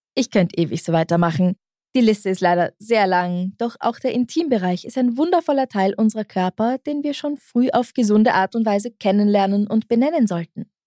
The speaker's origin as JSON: {"language": "German", "region": "Bavaria", "country": "Germany", "tie": "born or raised there", "said": "aus meiner Kindheit in Bayern"}